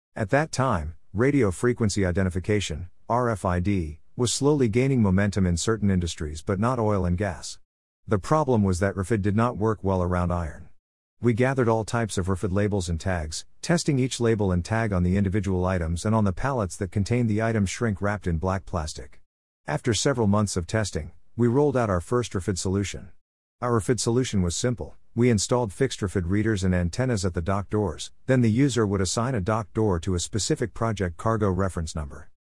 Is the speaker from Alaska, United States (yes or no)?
no; Uvalde, Texas, United States; also born or lived in Austin, Texas; my years growing up in Uvalde, Texas